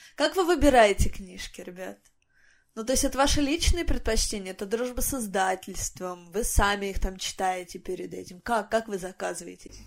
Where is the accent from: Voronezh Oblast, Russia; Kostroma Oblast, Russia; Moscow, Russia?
Voronezh Oblast, Russia; Voronezh; я из Воронежа